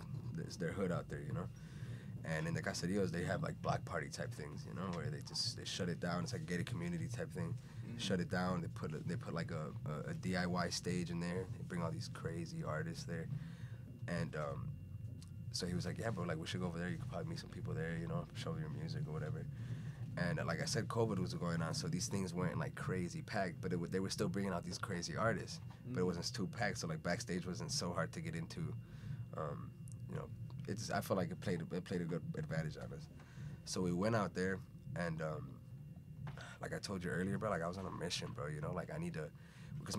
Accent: Chicago, Illinois, United States; also born or lived in Venezuela / Puerto Rico; I'm from originally born in Venezuela. I grew up in Chicago

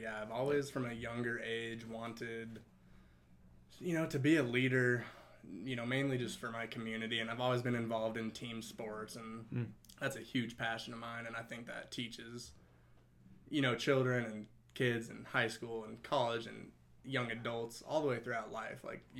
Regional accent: Westminster, Colorado, United States; born and raised in the Denver area. Okay. Grew up in Westminster.

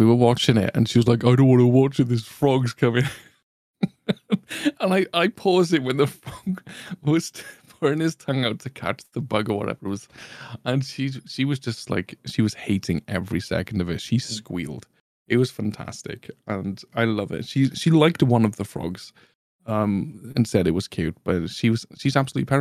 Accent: Welsh, Wales, United Kingdom; as a Welshman

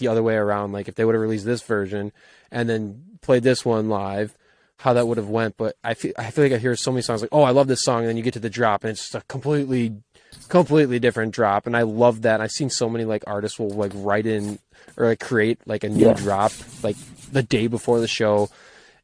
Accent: Wisconsin, United States

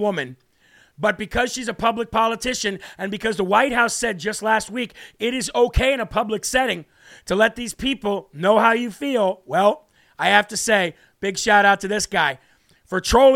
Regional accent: United States; as an American father of five

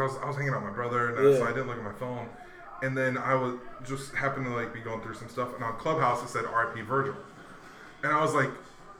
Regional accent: Hawaii, United States; I grew up in Hawaii around surfers and skaters. I played basketball growing up. I grew up on military bases.

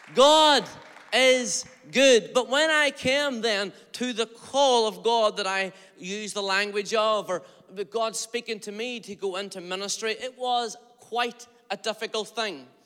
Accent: Derry, Northern Ireland, United Kingdom; I'm from Derry, Stroke, Londonderry, Northern Ireland

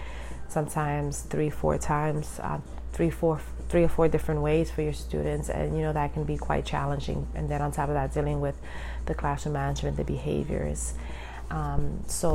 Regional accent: New York City, New York, United States; I was born and raised in Brooklyn

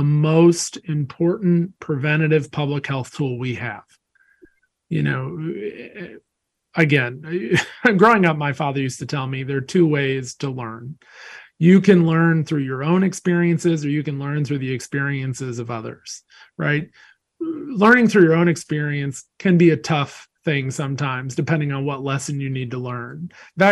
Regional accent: Wilmington, North Carolina, United States; I grew up in Wilmington, North Carolina

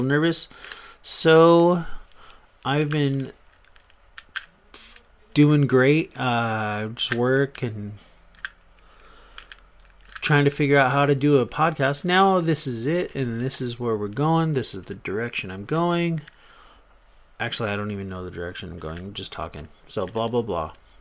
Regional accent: Riverside, California, United States; also born or lived in Orange County, California; I'm originally from Orange County, California. I moved to Riverside, IE. So I've been here ever since. All my life, basically.

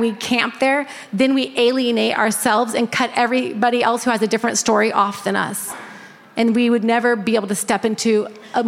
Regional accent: Northern California, United States; that's where I grew up in Northern California as well

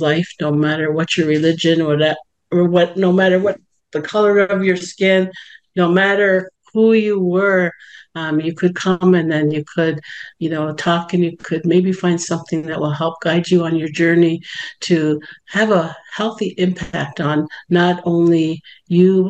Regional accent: Six Nations of the Grand River Territory, Ontario, Canada; I am from Six Nations of the Grand River Territory, Mohawk Nation, and Bear Clan

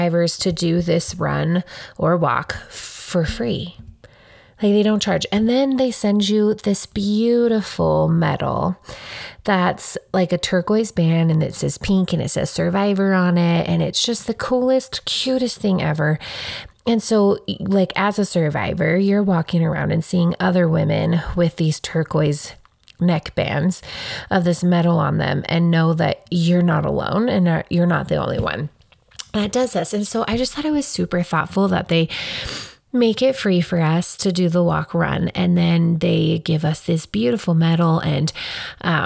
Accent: Casper, Wyoming, United States; I grew up right here in Casper. All of my earliest memories are mostly from here

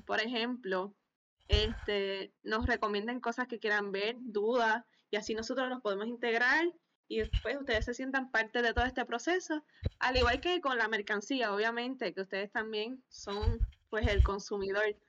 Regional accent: Lares, Puerto Rico; now in Alabama, United States; estoy en Alabama, pero soy de Lares, Puerto Rico

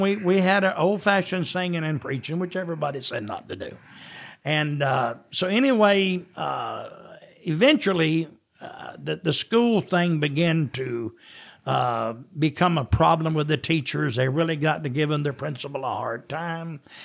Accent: Jesup, Georgia, United States; moved away; also born or lived in Jacksonville, Florida / Athens, Georgia; I was born in Jessup, Georgia

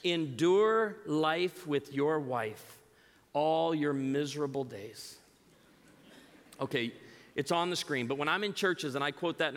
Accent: outside of Chicago, Illinois, United States; moved away; I grew up outside of Chicago

